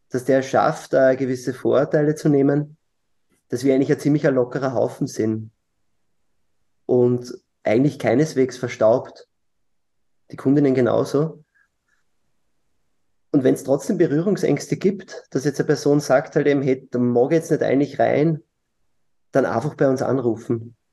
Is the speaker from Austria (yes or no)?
yes; Lower Austria, Austria; Hm, ich bin Niederösterreicher, deswegen stellt sich die Frage.